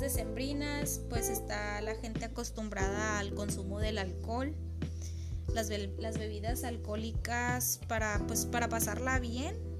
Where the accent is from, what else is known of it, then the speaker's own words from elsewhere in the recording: Mexico; como buen mexicano